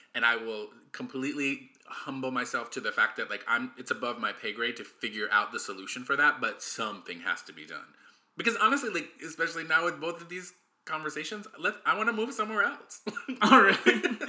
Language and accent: English; United States; I'm the American